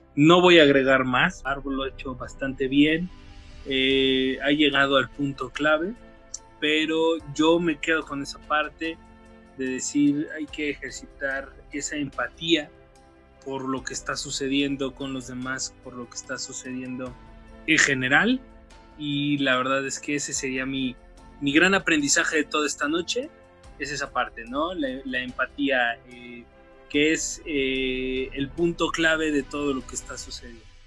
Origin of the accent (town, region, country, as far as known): Mexico